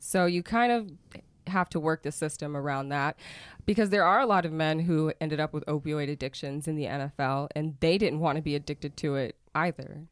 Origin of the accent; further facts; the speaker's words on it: Oklahoma, United States; also born or lived in San Diego, California / Miami, Florida; I did leave when I was seven and grew up in Oklahoma